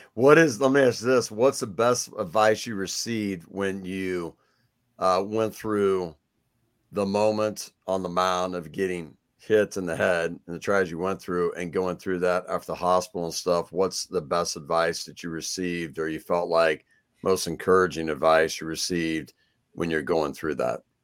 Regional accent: Kansas City, Missouri, United States; I'm from Kansas City, so I'm a Royals guy

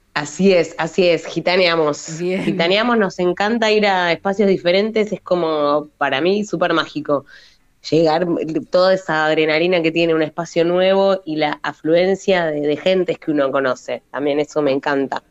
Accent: Buenos Aires, Argentina; moved away as an adult; now in western Greater Buenos Aires, Argentina; yo soy porteña, pero ahora viviendo en el oeste

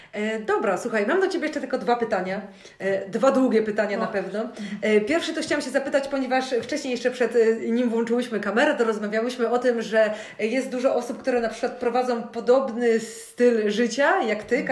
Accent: Szczecin, West Pomeranian Voivodeship, Poland; jestem, jakby wiesz, rodowitą szczecinianką

